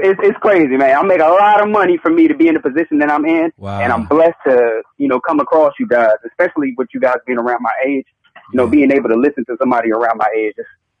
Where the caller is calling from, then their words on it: Charlotte, North Carolina, United States; I'm calling from Charlotte, North Carolina.